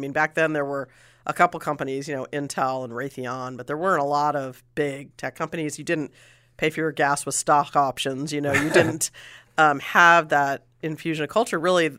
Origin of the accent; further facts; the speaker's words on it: Bay Area, California, United States; I grew up in the Bay Area too. I wasn't born here, but I did move here when I was pretty young, when I was 9.